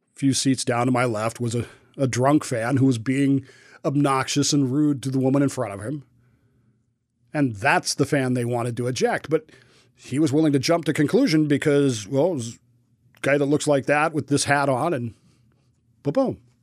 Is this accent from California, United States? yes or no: no; Denver, Colorado, United States; moved away; I'm from, I grew up in Denver. I'm not from there, but I, I grew up there